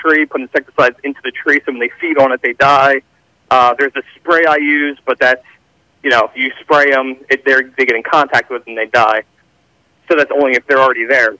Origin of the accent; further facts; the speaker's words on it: Philadelphia, Pennsylvania, United States; now in Audubon, United States; I grew up in Philly. I live in KOP area now.